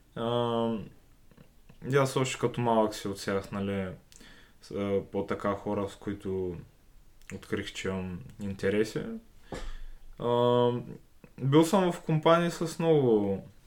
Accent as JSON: {"language": "Bulgarian", "town": "Sliven", "region": "Sliven Province", "country": "Bulgaria", "tie": "born or raised there", "said": "аз родом съм си от Сливен"}